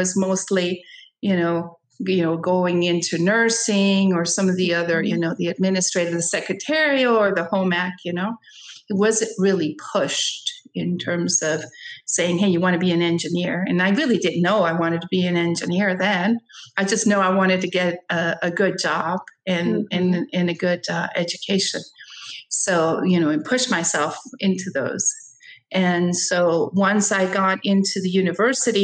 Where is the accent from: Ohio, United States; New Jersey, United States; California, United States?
California, United States; San Francisco; born or raised there; also born or lived in Costa Rica